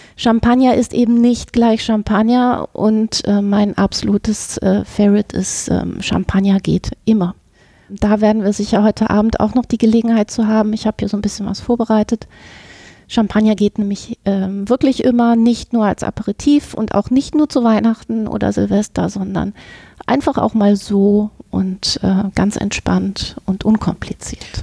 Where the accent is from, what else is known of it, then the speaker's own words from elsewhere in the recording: Hamburg, Germany; moved away as an adult; now in Düsseldorf, Germany; ich bin eine Hamburger Dern, aber ähm, seit nahezu jetzt 25 Jahren in Düsseldorf